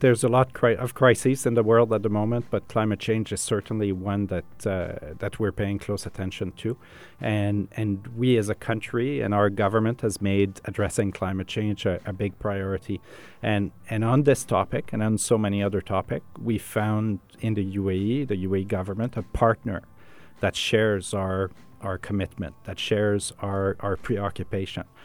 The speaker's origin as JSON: {"language": "English", "town": "Montreal", "region": "Quebec", "country": "Canada", "tie": "born or raised there", "moved": "as an adult", "lives_now": "United Arab Emirates", "said": "my hometown is, is Montreal"}